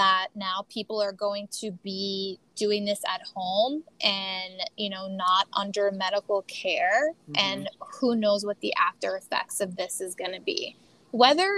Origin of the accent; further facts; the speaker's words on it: United States; as an American